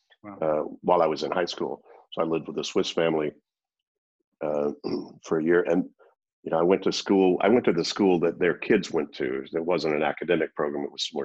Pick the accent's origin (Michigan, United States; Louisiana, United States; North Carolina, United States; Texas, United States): Louisiana, United States; also born or lived in Zurich, Switzerland; the city that I grew up in Louisiana in the U.S.